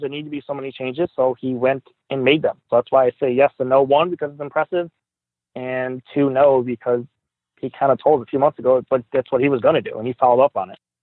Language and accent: English; Buffalo, New York, United States; also born or lived in Tonawanda, New York; I grew up in Riverside